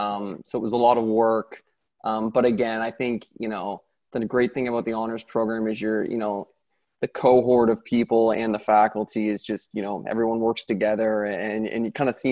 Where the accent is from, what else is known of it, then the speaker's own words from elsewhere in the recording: Halifax, Nova Scotia, Canada; I'm from Halifax, Nova Scotia